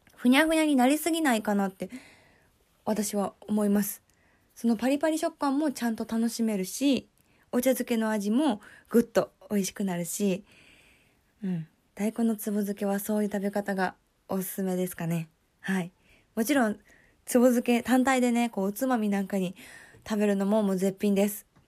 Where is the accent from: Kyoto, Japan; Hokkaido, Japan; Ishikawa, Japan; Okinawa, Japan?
Kyoto, Japan; 私は、京都出身